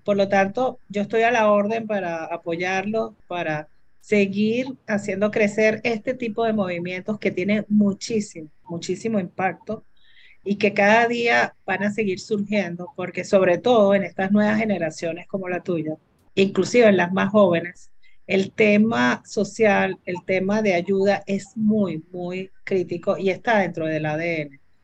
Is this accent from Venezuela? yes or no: yes; Venezuela; Los venezolanos somos capaces de manejar eso y yo más venezolana que nadie